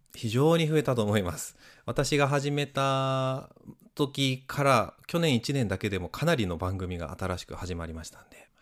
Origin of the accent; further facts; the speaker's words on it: Sapporo, Hokkaido, Japan; moved away; also born or lived in Setouchi; 北海道の札幌生まれなんですけど北海道に生まれて